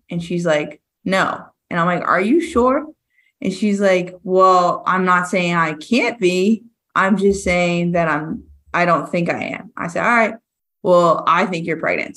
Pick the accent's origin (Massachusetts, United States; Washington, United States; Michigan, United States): Massachusetts, United States; Rockland; I'm from Massachusetts.